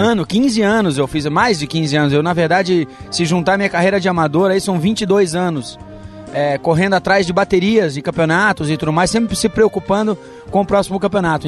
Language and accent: Portuguese; Balneário Camboriú, Santa Catarina, Brazil; em Balneário Camboriú, onde eu cresci